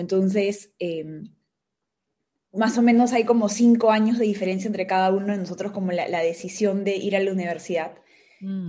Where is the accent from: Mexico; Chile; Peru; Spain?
Peru; soy una peruana